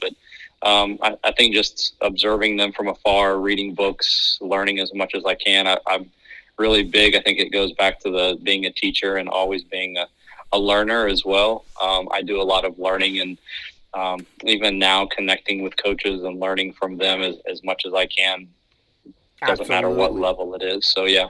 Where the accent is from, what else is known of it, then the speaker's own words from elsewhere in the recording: Indiana, United States; moved away; also born or lived in North Carolina; I'm from Indiana, so it's kind of in my blood. We ended up moving, and I ended up graduating and going to high school in North Carolina.